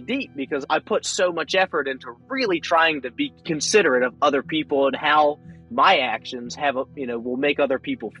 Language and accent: English; Pasadena, Maryland, United States; I am from Pasadena, Maryland, pretty much raised here, and I am in Pasadena, Maryland now.